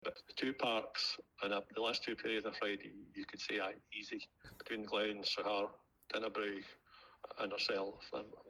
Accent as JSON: {"language": "English", "town": "Cairndon", "region": "Scotland", "country": "United Kingdom", "tie": "born or raised there", "said": "I never played much as a wee boy because I came from Cairndon village at the top of the log. And we never had a big school."}